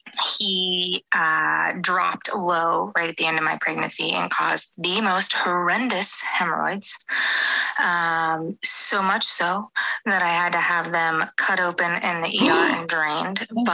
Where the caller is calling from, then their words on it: United States; as you can tell, I am not English. I'm actually in the U.S., and a lot of your slang I have to Google